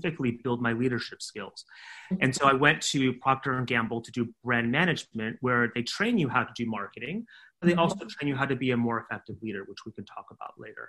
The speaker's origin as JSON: {"language": "English", "region": "California", "country": "United States", "tie": "born or raised there", "moved": "yes", "said": "I'm from California. My parents are from Taiwan. They came to the United States to study and then they stayed there. And I and my brother were born there"}